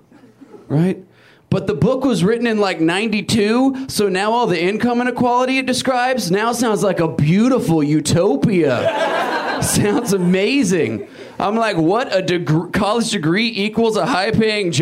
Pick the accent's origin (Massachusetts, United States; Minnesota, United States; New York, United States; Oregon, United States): Oregon, United States; Portland; I'm from Portland